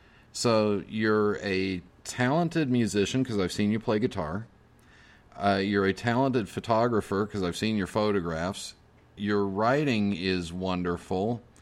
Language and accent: English; Wyoming, United States; It's reminiscent of growing up in Wyoming.